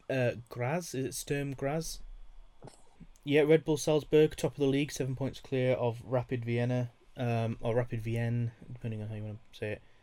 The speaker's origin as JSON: {"language": "English", "country": "United Kingdom", "said": "me being British"}